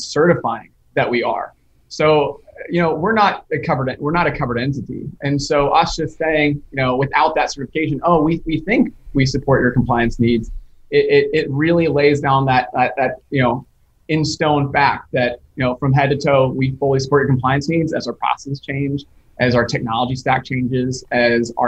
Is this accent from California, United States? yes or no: no; Charlotte, North Carolina, United States; growing up in the Charlotte, North Carolina area